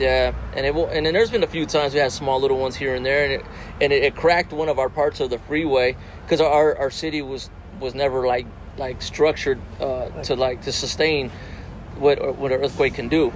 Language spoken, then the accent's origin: English; Las Vegas, Nevada, United States; I'm born and raised in Vegas